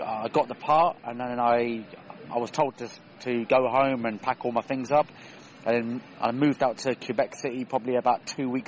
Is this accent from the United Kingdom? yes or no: yes; Swindon, South West England, United Kingdom; also born or lived in Australia / San Francisco / Las Vegas / Denmark; So I'm from Swindon originally, okay. but uh, lived basically all over, over, all over the world. I lived in Australia, San Francisco, Vegas, uh, Denmark, Sweden.